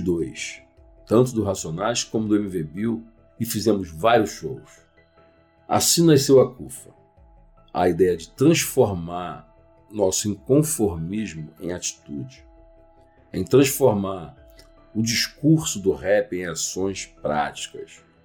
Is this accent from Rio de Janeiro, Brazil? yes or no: yes; Rio de Janeiro, Brazil; also born or lived in Nilópolis; Eu sou do Rio de Janeiro, da Baixada Fluminense, de uma cidade chamada Nilópolis